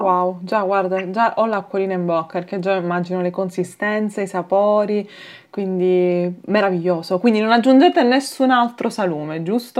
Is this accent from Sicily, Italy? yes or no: yes; Palermo, Sicily, Italy; da palermitana